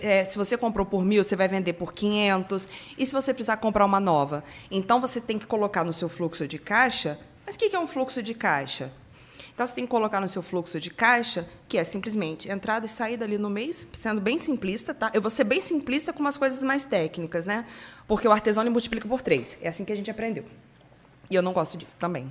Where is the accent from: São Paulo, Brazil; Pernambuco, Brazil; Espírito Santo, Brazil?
Espírito Santo, Brazil; moved away as an adult; now in Rio de Janeiro, Brazil; Eu sou capixaba, fui morar sozinha no Rio de Janeiro em 2005